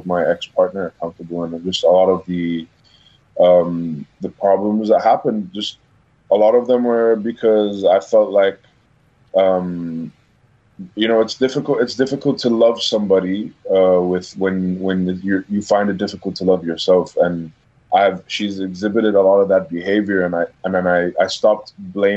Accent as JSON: {"language": "English", "region": "Dubai", "country": "United Arab Emirates", "tie": "born or raised there", "also_born_or_lived": "Abu Dhabi", "said": "I was born in Abu Dhabi, actually. I moved to Dubai when I was around like 3 years old"}